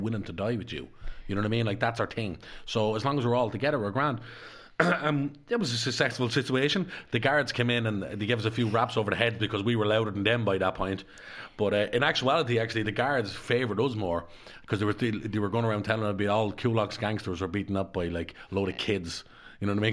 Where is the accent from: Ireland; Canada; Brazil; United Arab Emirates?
Ireland; Dublin, Leinster; I was brought up in Darndale